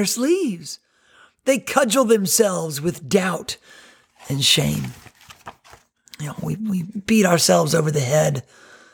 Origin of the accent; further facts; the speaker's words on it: North Carolina, United States; now in Myrtle Beach, United States; growing up in North Carolina